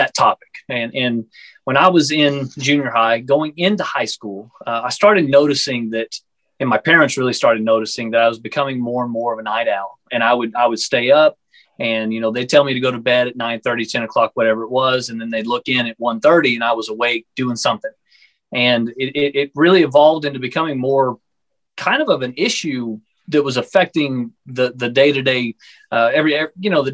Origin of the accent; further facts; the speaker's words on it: Texas, United States; I'm from the Texas area in the United States